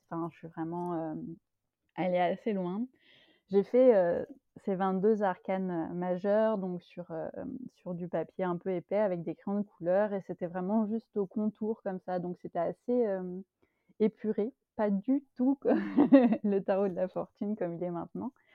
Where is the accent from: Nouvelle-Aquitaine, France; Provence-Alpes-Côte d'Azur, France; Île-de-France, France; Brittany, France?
Île-de-France, France; Paris region; moved away as an adult; now in Belgium; j'habite en Belgique, mais j'ai longtemps habité en France, où je suis née, donc en région parisienne.